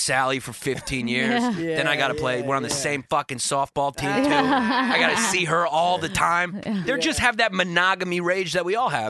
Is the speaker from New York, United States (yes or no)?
yes; New York City, New York, United States; also born or lived in Queens; growing up in Brooklyn